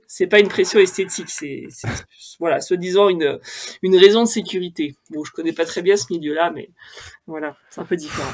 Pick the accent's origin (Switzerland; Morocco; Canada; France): France; Haute-Savoie, Auvergne-Rhône-Alpes; J'ai grandi en Haute-Savoie